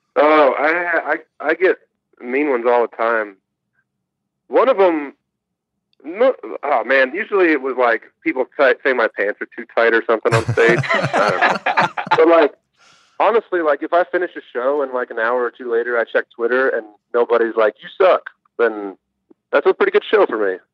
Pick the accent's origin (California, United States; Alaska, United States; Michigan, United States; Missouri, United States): Michigan, United States; Kalamazoo; I'm from Kalamazoo, Michigan, grew up a Michigan fan